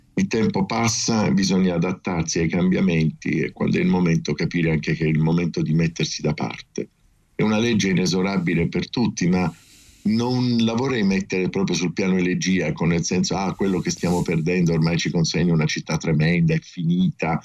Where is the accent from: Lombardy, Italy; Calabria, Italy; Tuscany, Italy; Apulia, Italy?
Apulia, Italy; Taranto; moved away as an adult; also born or lived in Rome; io vengo da Taranto, arrivo a Roma